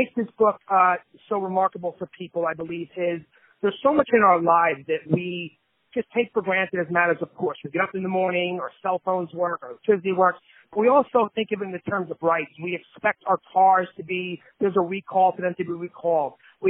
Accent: New Jersey, United States; also born or lived in New York; I am from New Jersey. I was born in New York. I was born in, I was raised in New Jersey. Currently reside in New Jersey.

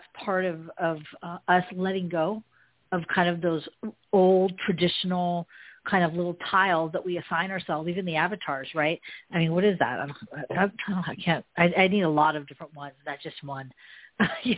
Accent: Marin County, San Francisco Bay Area, California, United States; now in Los Angeles, United States; I grew up in Marin County, which is liberal

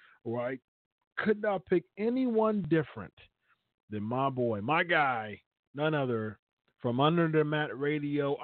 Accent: Columbus, Ohio, United States; I'm born and raised in Columbus

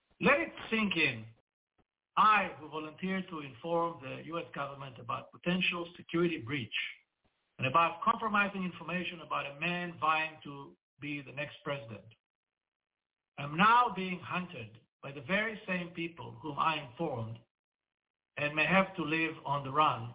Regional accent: Israel; my home country of Israel, where I reside most of the time.

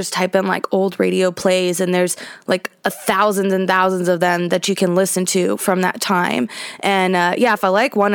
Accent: North Carolina, United States; I'm from North Carolina too

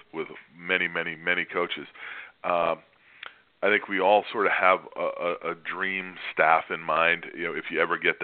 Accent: Milford, Massachusetts, United States; I grew up in Milford, Massachusetts

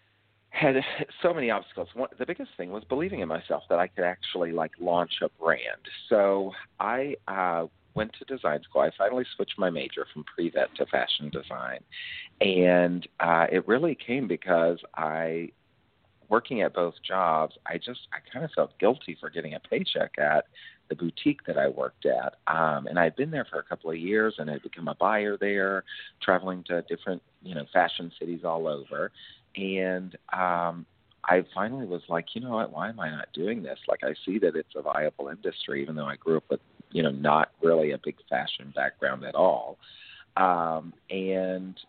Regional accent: Nashville, Tennessee, United States; also born or lived in New York / Oklahoma City, Oklahoma; I grew up in Nashville, Tennessee

